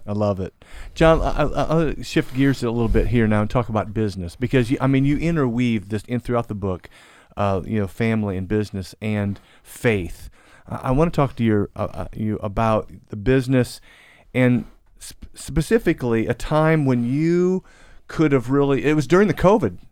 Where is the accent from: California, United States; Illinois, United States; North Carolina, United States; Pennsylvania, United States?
Illinois, United States; Central; now in Louisville, United States; my hometown area in Central Illinois